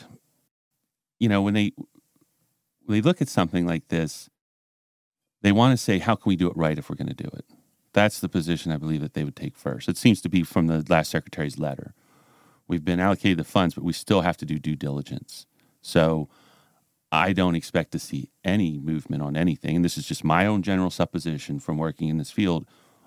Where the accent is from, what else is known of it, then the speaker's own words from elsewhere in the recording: Sang Run, Maryland, United States; I grew up in Sangerun